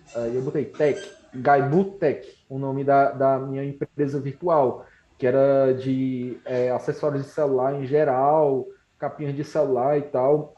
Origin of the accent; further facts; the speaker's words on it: Canindé, Ceará, Brazil; also born or lived in Fortaleza; eu sou de Canindé, no Ceará